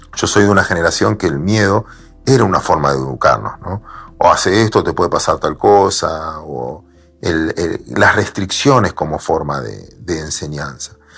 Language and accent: Spanish; Mar del Plata, Buenos Aires Province, Argentina; yo soy de Mar del Plata